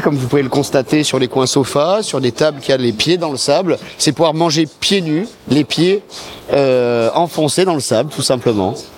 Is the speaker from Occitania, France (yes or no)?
yes; Montpellier, Occitania, France; on est de Montpellier à nous à la base